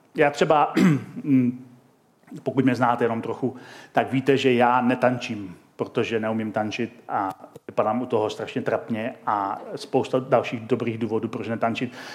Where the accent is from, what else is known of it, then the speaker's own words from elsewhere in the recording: Czechia; also born or lived in Chomutov; my jako Češi